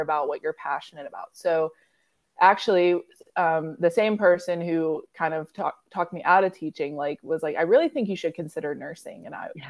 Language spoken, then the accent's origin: English; Pittsburgh, Pennsylvania, United States; I'm from Pittsburgh, Pennsylvania.